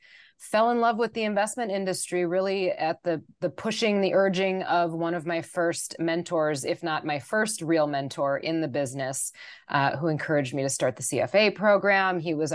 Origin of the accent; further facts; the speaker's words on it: Wisconsin, United States; moved away as an adult; I grew up in Wisconsin, and I had lived in Wisconsin until I was 32 years old.